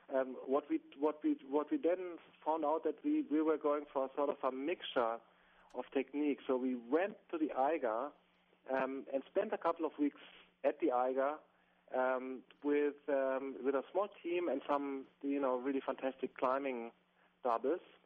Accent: Bavaria, Germany; English is a second language; I'm from Bavaria, from the from the south of Germany, really close to the Alps, and um, mountaineering or walking and climbing in the mountains is sort of part of my my my childhood and youth.

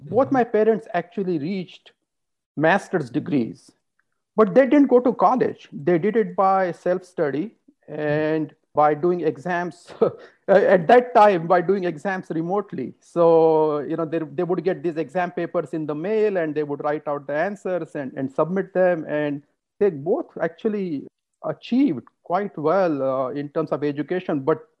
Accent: Madhya Pradesh, India; moved away as an adult; also born or lived in Indore, India / Kannod, India / Minneapolis, United States / Florida, United States; now in Irvine, United States; I grew up in India. I was born in a medium-sized city in India called Indore.

